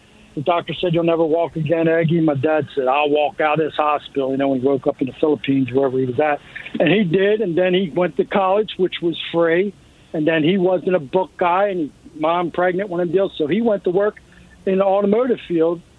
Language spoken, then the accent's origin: English; New Jersey, United States; I was born in South Jersey and used to work in all the refineries